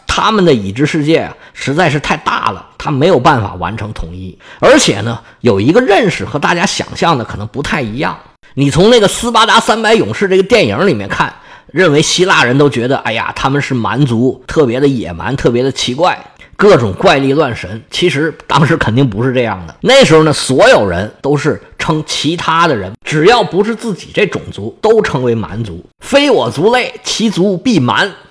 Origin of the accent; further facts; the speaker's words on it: China; 我们中国人